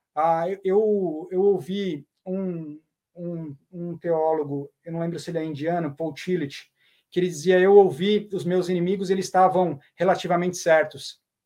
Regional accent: São Paulo, Brazil; sou natural de São Paulo, São Paulo mesmo

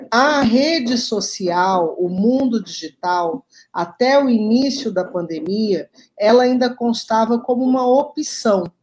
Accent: Cuiabá, Mato Grosso, Brazil; É, eu sou muito avessa frio, sou de Cuiabá, eu saí de lá, mas Cuiabá não saiu de mim

